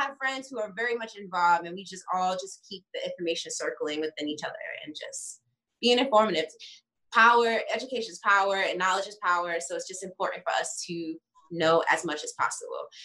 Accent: New York, United States; now in Los Angeles, United States; I'm from New York, but I live in LA.

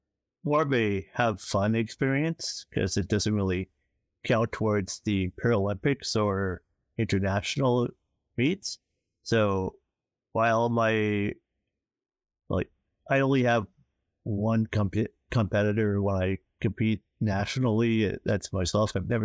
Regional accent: North Bay, Ontario, Canada; I grew up in North Bay.

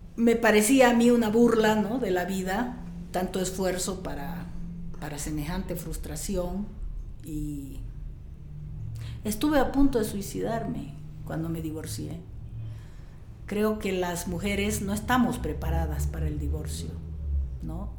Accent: Riberalta, Beni, Bolivia; me pusieron el nombre del hospital donde yo nací

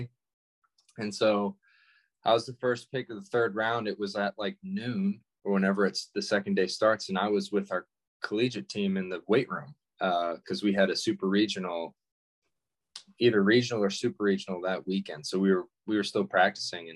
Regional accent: Georgia, United States; growing up in Georgia

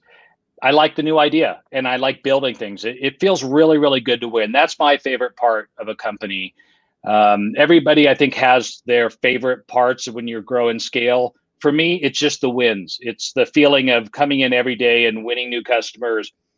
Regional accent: Lake Tahoe, California, United States; now in Utah, United States; I grew up in another pretty place. I grew up in Lake Tahoe, California.

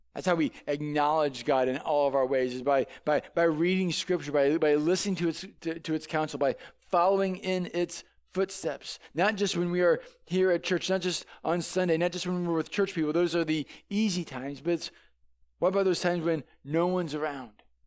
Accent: St. Louis, Missouri, United States; I grew up in Saint Louis

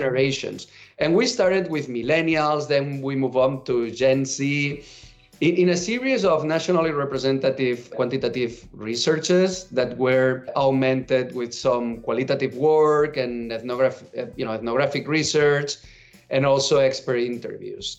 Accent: Catalonia, Spain; English is a second language; moved away as an adult; now in United States; I'm a catalan and I moved to the US 10 years ago

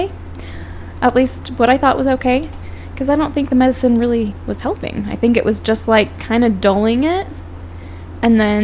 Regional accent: Phoenix, Arizona, United States; moved away; I'm from Phoenix

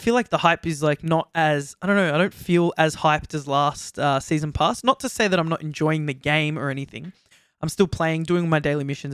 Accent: Australia; accent: Australian; we're from Australia, if you didn't guess by the accents already

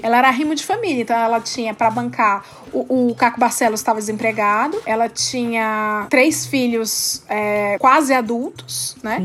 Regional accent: Fortaleza, Ceará, Brazil; Em Fortaleza, minha terra

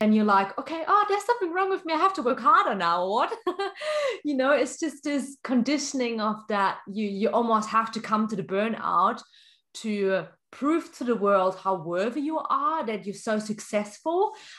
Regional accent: Germany; I come from Germany

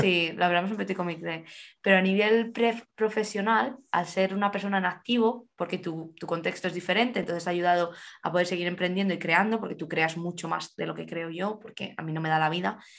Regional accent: Alcalá, Spain; moved away; en España me acuerdo, en Alcalá, de donde soy yo

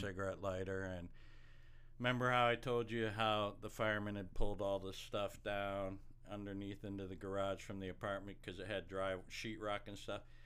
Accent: Watkins Glen, New York, United States; moved away; we grew up in Watkins Glen, New York.

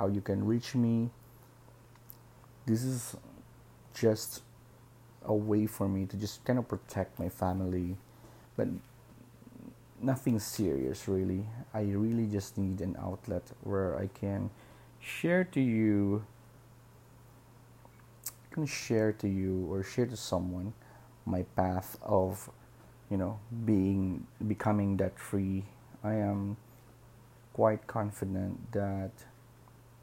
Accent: Philippines; I'm a Filipino. I live in the Philippines for a long time

